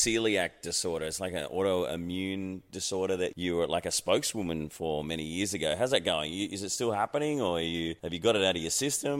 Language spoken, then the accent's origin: English; Sydney, New South Wales, Australia; also born or lived in Queensland, Australia; I grew up on the North Shore, but if it's in Queensland, I say, I was born in Queensland.